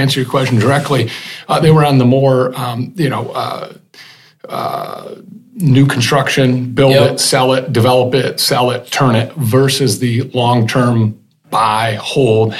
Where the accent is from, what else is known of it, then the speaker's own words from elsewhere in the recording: Grand Rapids, Michigan, United States; Born Butterworth Hospital, Grand Rapids. Grew up on the west side.